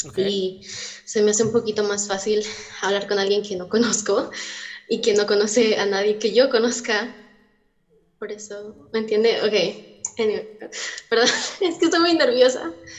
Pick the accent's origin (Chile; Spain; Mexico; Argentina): Mexico; accent: americana; now in United States; soy mexicana, pero estoy en Estados Unidos